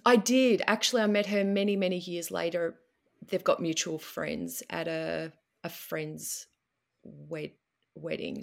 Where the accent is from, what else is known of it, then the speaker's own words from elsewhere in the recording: Melbourne, Victoria, Australia; I'm from Melbourne, which is southern Australia